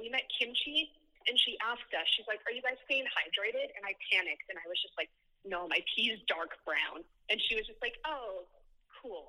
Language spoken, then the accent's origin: English; Salt Lake City, Utah, United States; I'm from Salt Lake City, Utah.